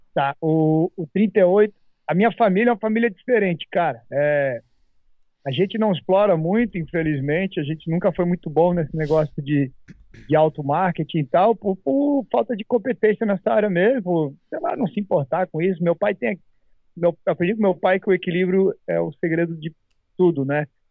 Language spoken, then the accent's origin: Portuguese; Santa Catarina, Brazil; now in United States; lá no meu estado, Santa Catarina